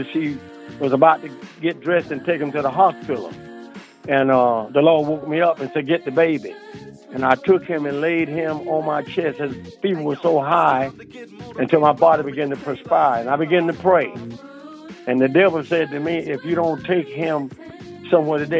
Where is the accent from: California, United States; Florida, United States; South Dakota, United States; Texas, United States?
Florida, United States; now in Delaware, United States; I grew up in Florida. And I left Florida and came to Delaware